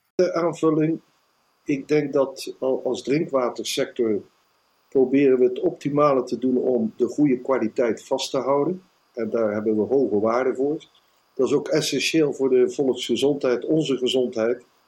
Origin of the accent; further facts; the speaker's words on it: Netherlands; als Nederlander